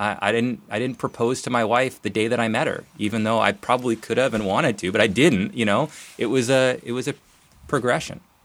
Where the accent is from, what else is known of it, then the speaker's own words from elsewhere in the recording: Nelson, British Columbia, Canada; moved away as an adult; also born or lived in Calgary; now in Portland, United States; I grew up in Nelson, B C, so I'm a Canadian, even though I'm down here in Portland.